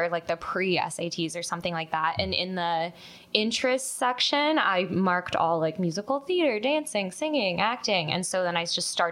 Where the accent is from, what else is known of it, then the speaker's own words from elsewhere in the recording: Bellingham, Washington, United States; moved away as an adult; now in Los Angeles, United States; I'm from Bellingham, Washington